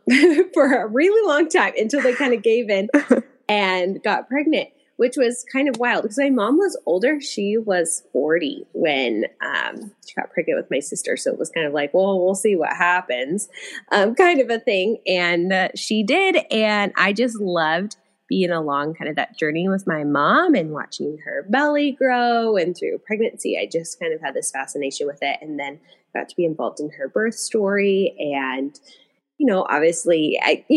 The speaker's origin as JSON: {"language": "English", "town": "Puyallup", "region": "Washington", "country": "United States", "tie": "born or raised there", "lives_now": "Bonney Lake, United States", "said": "I grew up in Puyallup"}